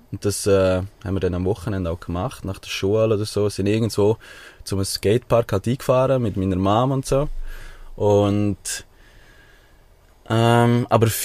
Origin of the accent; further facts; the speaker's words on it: Chur, Graubünden, Switzerland; born there; Auf jeden Fall … 26, äh, geboren in Chur.